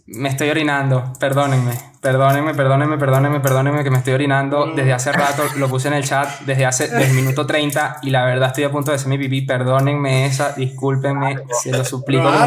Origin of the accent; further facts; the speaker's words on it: Maracay, Aragua, Venezuela; moved away; also born or lived in Europe; Vengo de Maracay, igual que estos tres huevones, la única diferencia es que, bueno, yo tengo papel europeo y estoy en Europa